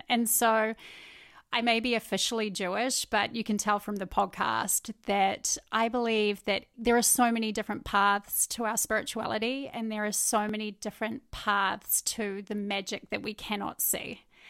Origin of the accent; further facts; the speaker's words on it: New Zealand; Basically, I met my husband in New Zealand. He's American. I'm obviously a New Zealander.